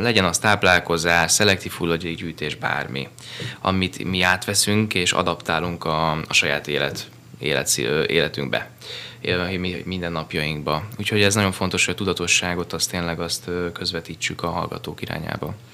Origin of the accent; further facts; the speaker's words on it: Budapest, Hungary; also born or lived in Pilisszentkereszt; Én budapesti vagyok